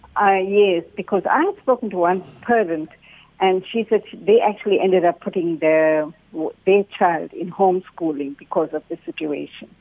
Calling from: North Coast, KwaZulu-Natal, South Africa; I'm calling you from the North Coast

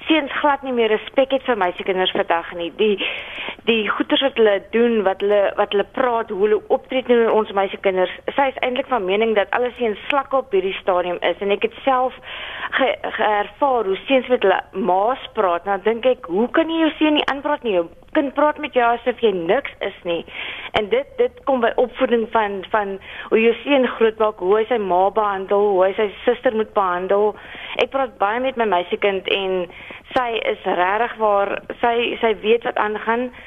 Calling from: Western Cape, South Africa; ek is hier van die Weskaap

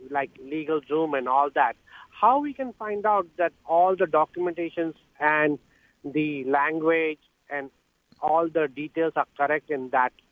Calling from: California Bay Area, United States; I'm calling from California Bay Area.

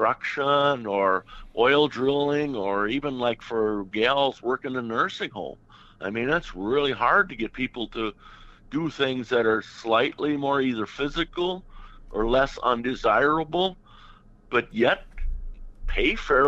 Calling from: Hutchinson, Minnesota, United States; Well, we're from Hutchinson area, south of St. Cloud here, Minnesota.

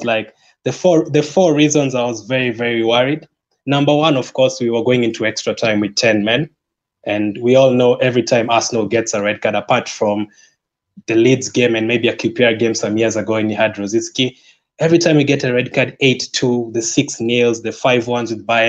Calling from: Kenya; I'm joining you from Kenya.

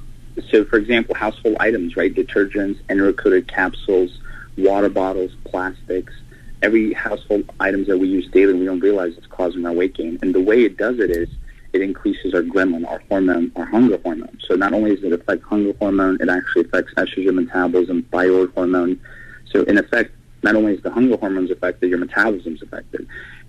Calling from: Atlanta, Georgia, United States; Atlanta, Georgia.

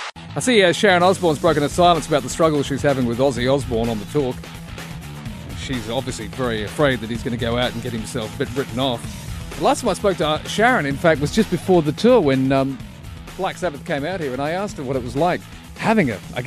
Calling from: Australia; I'm calling you from Australia.

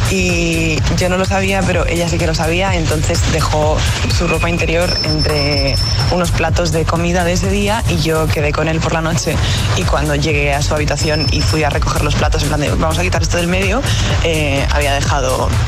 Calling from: Madrid, Community of Madrid, Spain; Buenos días, agitadores. … de Carabanchel

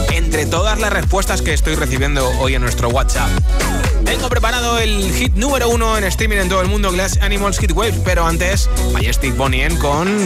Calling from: Navalcarnero, Community of Madrid, Spain; de Navalcarnero

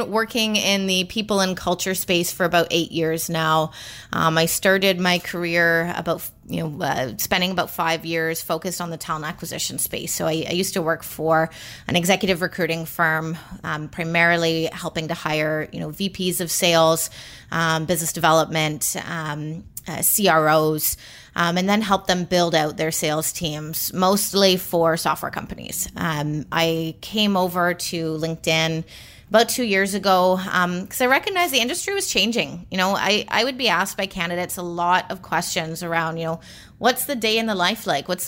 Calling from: Toronto, Ontario, Canada; I am sitting in Toronto, right in the locked down downtown core right now.

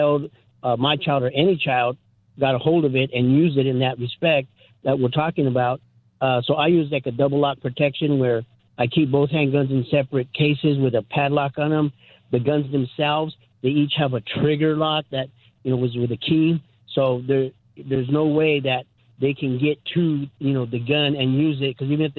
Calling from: California, United States; Hi, Pastor Scott. Yeah … I'm from California.

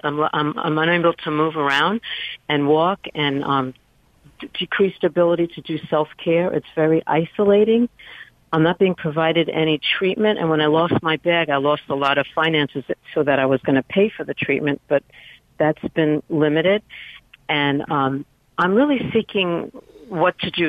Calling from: New York City, New York, United States; also born or lived in San Francisco Bay Area, United States; I'm calling from New York City

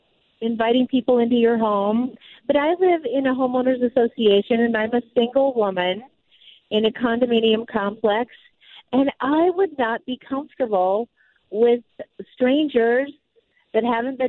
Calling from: Minnesota, United States; I'm calling from the Minnesota State Fair, and I've been listening to your program.

